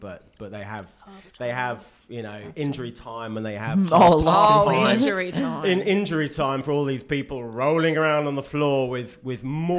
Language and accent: English; England, United Kingdom; moved away; I am English.